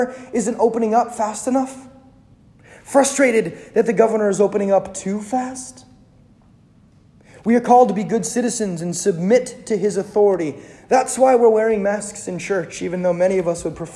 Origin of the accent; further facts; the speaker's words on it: United States; as Americans